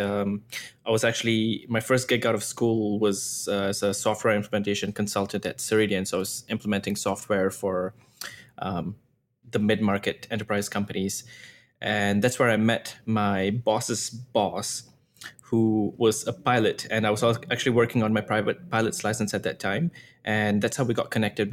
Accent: Singapore; moved away as an adult; now in Toronto, Canada; I grew up in Singapore, moved to Singapore when I was maybe, like, four or five years old.

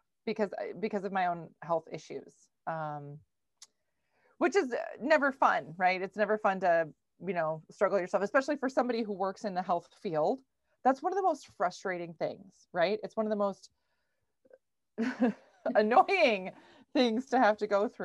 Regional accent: Minnesota, United States; I live in Minnesota. I'm from Minnesota. I grew up on a goat farm.

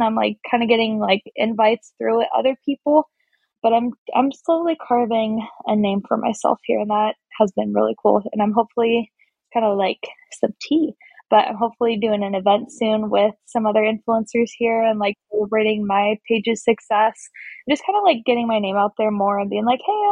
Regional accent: Olympia, Washington, United States; moved away as an adult; now in Spokane, United States; I was in my hometown of Olympia, Washington, which is like an hour outside of Seattle.

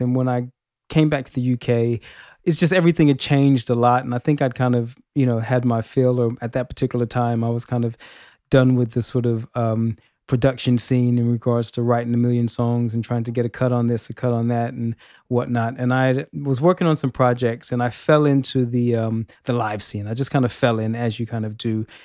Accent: Los Angeles, California, United States; now in United Kingdom; I'm from Los Angeles originally, um, but I have been in the U K for many, many years

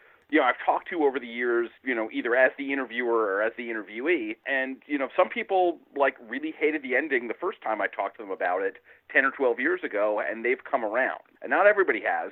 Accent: Pine Brook, New Jersey, United States; I grew up in Pinebrook, New Jersey

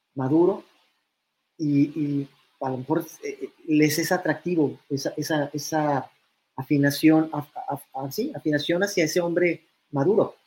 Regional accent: Mexico; sé que soy un multimillonario mexicano

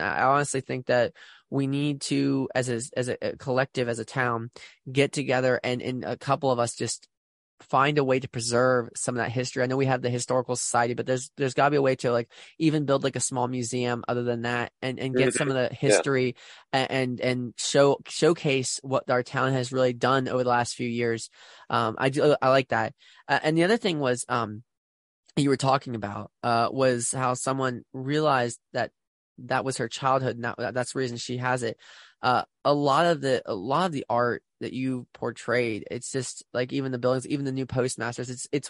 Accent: Maryland, United States; now in Waynesboro, United States; I'm actually a natural born Marylander, so I was born in Maryland. But Waynesboro has, since I've been living here, has such a history.

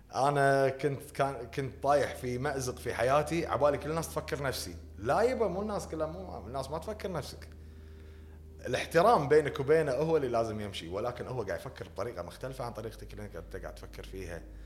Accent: Kuwait; احنا مجتمعنا هني بالكويت

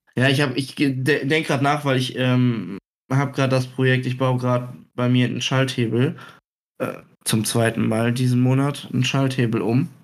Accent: Germany; ich bin Deutscher

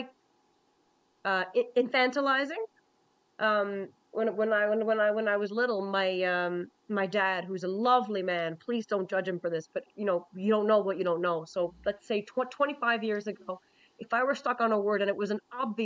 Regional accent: Newfoundland and Labrador, Canada; I'm a Newfoundlander too, I should say this, I'm a Newfoundlander too

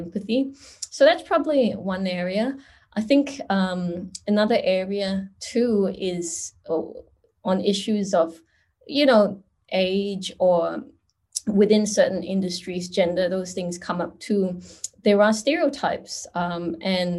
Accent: Singapore; moved away as an adult; now in Australia; And so I am from Singapore. I grew up in Singapore and came to Australia almost 20 years ago

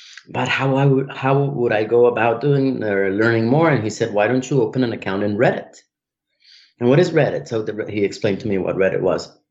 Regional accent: Colombia; now in United States; I'm from Colombia

